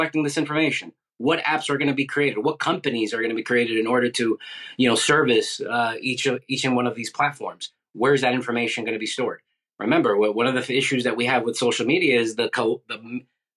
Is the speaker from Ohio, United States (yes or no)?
no; New York City, New York, United States; moved away as an adult; now in Florida, United States; Originally from New York City, but I moved here in 2003